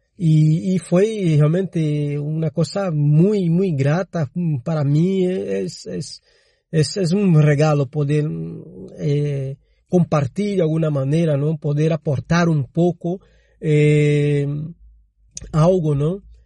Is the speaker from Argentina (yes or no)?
no; Brazil; Spanish is a second language; moved away; yo soy brasileño